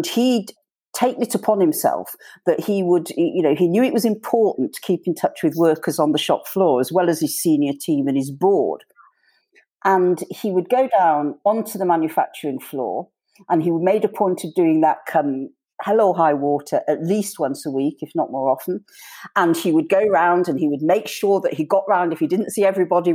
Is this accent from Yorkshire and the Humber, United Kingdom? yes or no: yes; Yorkshire and the Humber, United Kingdom; as a Yorkshire woman